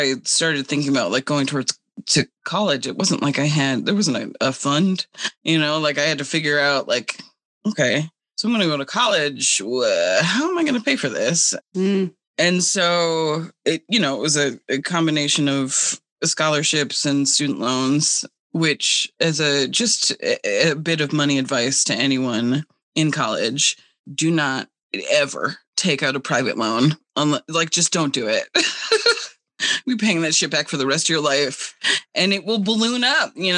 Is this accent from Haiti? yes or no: no; Cape Cod, Massachusetts, United States; now in Detroit, United States; I grew up on Cape Cod